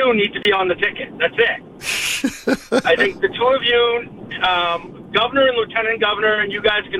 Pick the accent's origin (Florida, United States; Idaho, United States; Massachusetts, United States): Massachusetts, United States; Malden; also born or lived in Ossipee, New Hampshire; now in New Hampshire, United States; being in New Hampshire, I mean, I'm from Malden originally